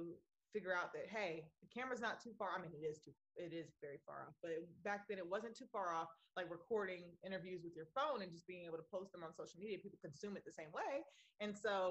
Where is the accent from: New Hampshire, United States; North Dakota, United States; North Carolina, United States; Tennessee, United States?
North Carolina, United States; Raleigh; I grew up in Raleigh, North Carolina